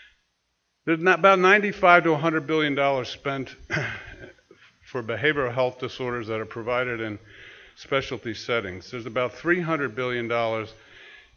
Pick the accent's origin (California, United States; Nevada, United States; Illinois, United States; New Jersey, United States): New Jersey, United States; also born or lived in New York; now in Massachusetts, United States; I'm from New Jersey, but I live in Massachusetts.